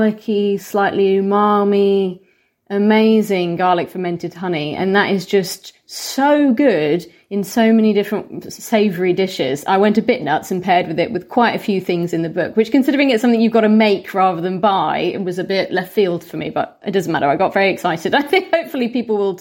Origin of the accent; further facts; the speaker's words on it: Solihull, West Midlands, United Kingdom; we had a restaurant near where I grew up in the West Midlands in Solihull